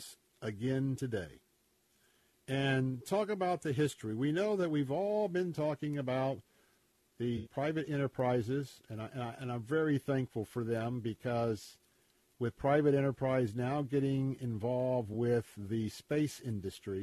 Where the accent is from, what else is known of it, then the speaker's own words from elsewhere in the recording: Florida, United States; I grew up here in Florida